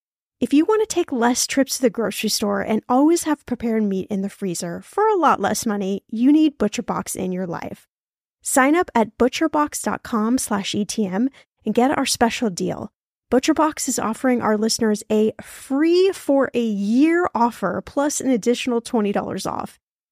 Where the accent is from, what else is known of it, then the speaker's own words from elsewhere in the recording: Indianapolis, Indiana, United States; So in today's episode, we're going to my hometown of Indianapolis, Indiana